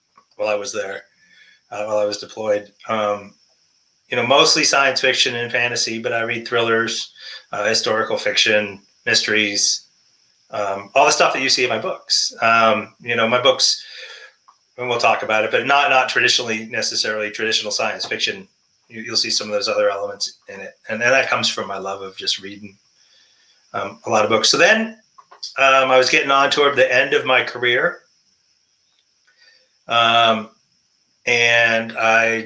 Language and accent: English; New Hampshire, United States; moved away as an adult; I grew up in New Hampshire